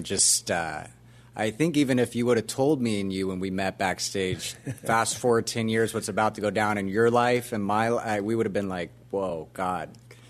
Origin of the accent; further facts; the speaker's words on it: Orlando, Florida, United States; Grew up in Orlando, Florida, which is how I got this.